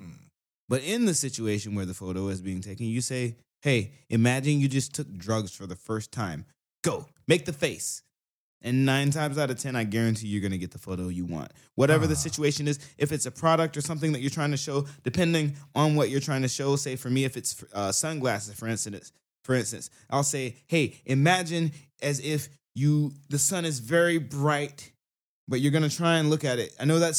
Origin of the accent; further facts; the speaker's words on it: Southern United States, United States; I am from the South, yeah.